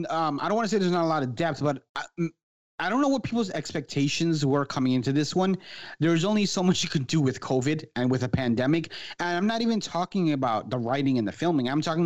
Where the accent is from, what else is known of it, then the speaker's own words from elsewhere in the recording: Florida, United States; She's also from Fort Lauderdale, which is like 20 minutes from where I grew up in Florida here.